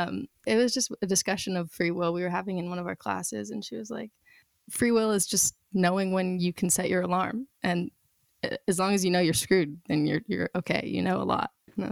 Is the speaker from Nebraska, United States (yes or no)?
no; Santa Barbara, California, United States; also born or lived in New Jersey / New York; So I was born in New Jersey. I lived in New York until I was in like third grade, then California since then.